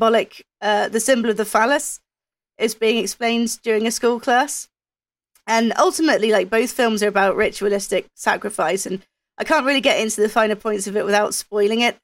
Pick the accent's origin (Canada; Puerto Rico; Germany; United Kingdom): United Kingdom; being British